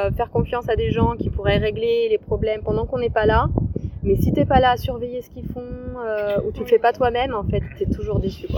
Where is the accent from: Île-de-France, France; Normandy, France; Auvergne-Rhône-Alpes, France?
Auvergne-Rhône-Alpes, France; Lyon; moved away as an adult; je suis originaire de Lyon